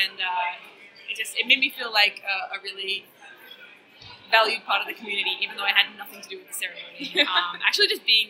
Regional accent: Melbourne, Victoria, Australia; I write fantasy and horror. I've been experimenting recently with interactive fiction, I came from Melbourne, Australia.

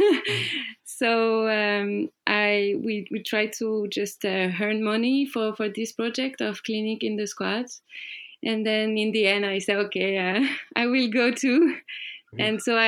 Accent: France; I'm coming from France, so I was there working with like people living in the street, and there is a lot in my region, migrant people

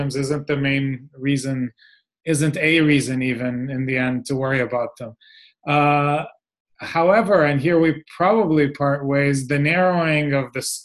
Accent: Israel; I come from Israel where everybody is a strategist

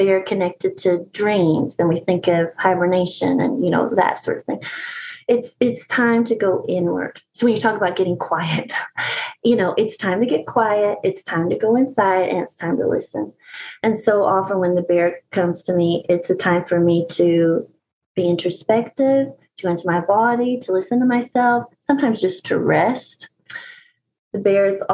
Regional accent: East Tennessee, United States; I'm from East Tennessee in the Appalachian Mountains, and we have bears here

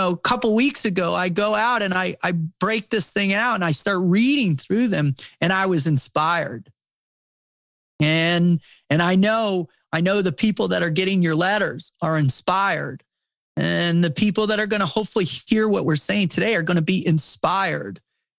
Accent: United States; born there; To stand in awe of God's grace that I was born in the United States.

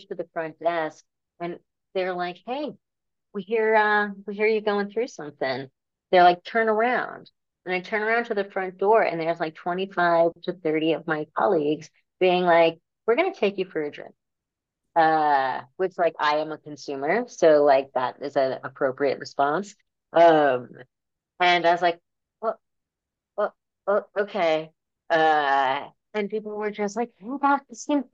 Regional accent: New York, United States; I grew up in New York

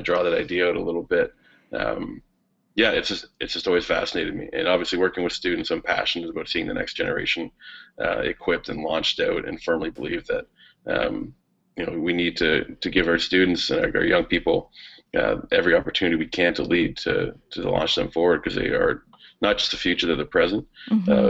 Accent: Sarnia, Ontario, Canada; I grew up in Sarnia, Ontario, right on the shores of Lake Huron

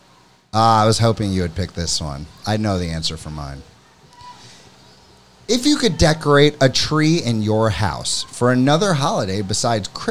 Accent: Florida, United States; moved away as an adult; I'm from Florida

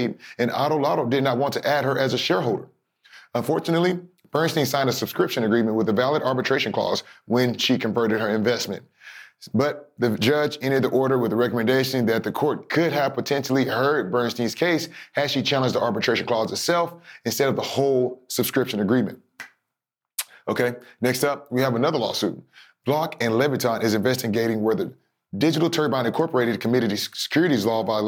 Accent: Texas, United States; my home state of Texas

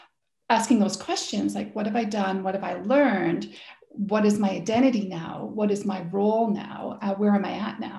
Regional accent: Scotland, United Kingdom; now in Canada; I grew up in Scotland and played lots of sport in Scotland

